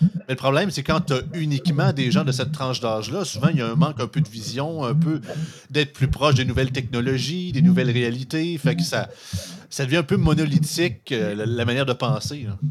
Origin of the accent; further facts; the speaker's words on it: Montmagny, Quebec, Canada; je viens de Montmagny. Montmagny, c'est 12 000 habitants.